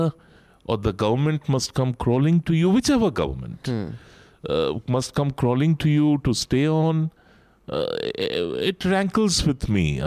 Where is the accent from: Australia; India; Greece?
India; me as an Indian